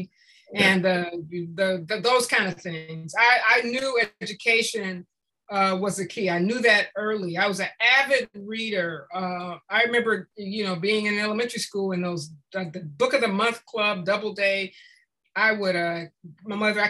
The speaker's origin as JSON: {"language": "English", "town": "Compton", "region": "California", "country": "United States", "tie": "born or raised there", "said": "I grew up in Compton"}